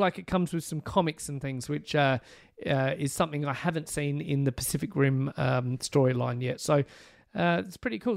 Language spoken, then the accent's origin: English; Australia; being Australian